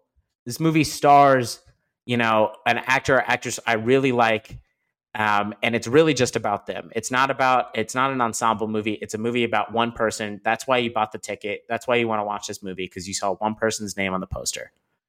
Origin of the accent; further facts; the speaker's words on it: Liberty, Missouri, United States; born there; So we were born, you know, actually distance-wise, less than an hour apart from each other. I was born in Liberty.